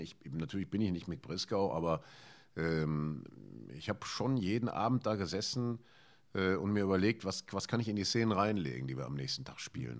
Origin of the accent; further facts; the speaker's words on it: Ruhr area, North Rhine-Westphalia, Germany; ich bin ja hier im Ruhrgebiet groß geworden